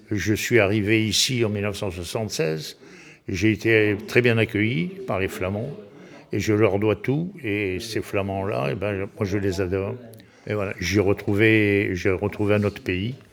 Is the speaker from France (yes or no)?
no; Flanders, Belgium; Et je suis flamand, vive la Flandre.